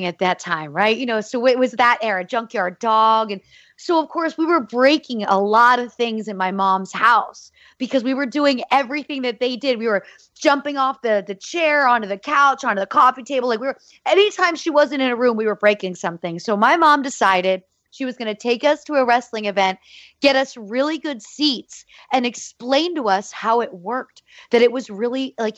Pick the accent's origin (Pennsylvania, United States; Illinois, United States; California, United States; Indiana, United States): Pennsylvania, United States; Easton; I grew up in Easton, Pennsylvania, home of Larry Holmes.